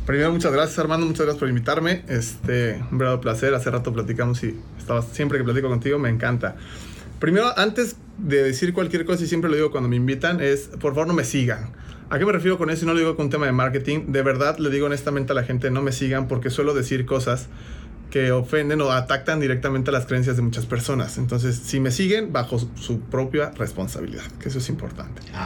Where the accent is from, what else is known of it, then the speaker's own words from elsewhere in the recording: Mexico; yo crecí nací en un contexto eh, pues estamos hablando promedio en México